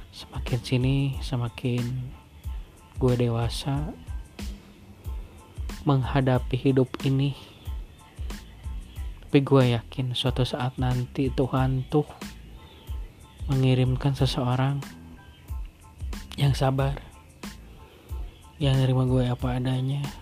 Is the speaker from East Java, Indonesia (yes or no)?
no; Bekasi, West Java, Indonesia; Aku tuh lahir di Bekasi 20, 29 September Ingat banget tuh Kecil Di rumah kontrakan Kalau pulang paling ke Bandung pakai bis Bis yang merah lah Dari Bekasi ke Bandung